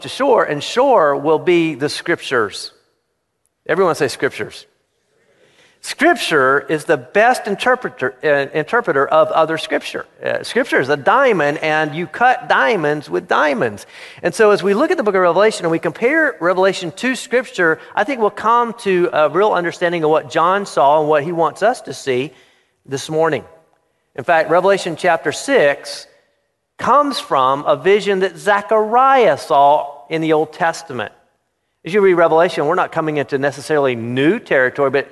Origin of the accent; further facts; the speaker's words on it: Florida, United States; I grew up in Florida